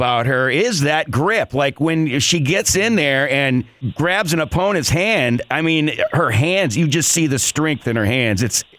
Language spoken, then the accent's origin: English; Erie, Pennsylvania, United States; moved away; grew up in Harborcreek.